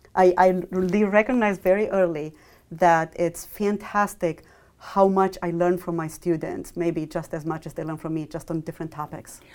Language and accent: English; Romania; moved away as an adult; also born or lived in Michigan, United States; I grew up in Romania through m, all my, my school years, and then I moved to Michigan, uh, for my college degree.